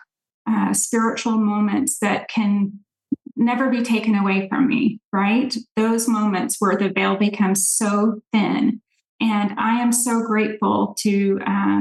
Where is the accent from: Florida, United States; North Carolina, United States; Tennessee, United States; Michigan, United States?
Tennessee, United States; Nashville; now in Dallas area, United States; I grew up in Nashville, Tennessee